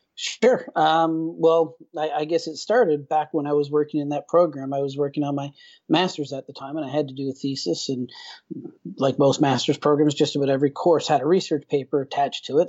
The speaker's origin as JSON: {"language": "English", "region": "Newfoundland and Labrador", "country": "Canada", "tie": "born or raised there", "moved": "as an adult", "lives_now": "Vallejo, United States", "said": "I'm originally from Newfoundland, Canada basically born and, and, and raised in a relatively rural area"}